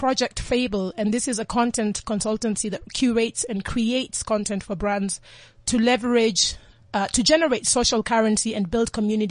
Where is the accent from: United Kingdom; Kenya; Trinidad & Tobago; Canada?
Kenya; It's a Luo. I'm from the Luo tribe in Kenya